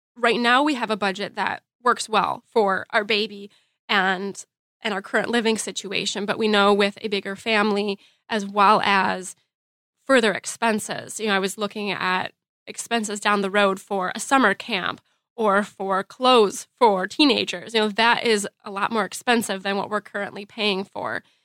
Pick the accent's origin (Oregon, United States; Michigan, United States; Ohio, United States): Michigan, United States; Grand Rapids; I'm from Grand Rapids, Michigan